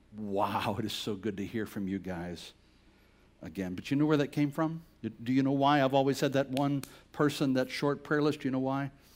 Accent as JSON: {"language": "English", "town": "Bladenboro", "region": "North Carolina", "country": "United States", "tie": "born or raised there", "moved": "yes", "said": "Bladinboro's a little town of a thousand people, southeast corner of, of North Carolina"}